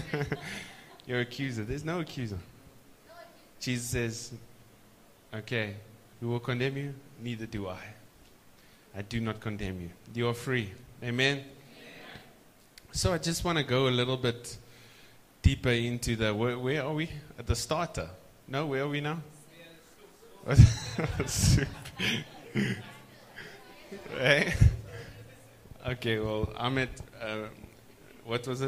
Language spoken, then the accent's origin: English; South Africa; South Africa, we say Ish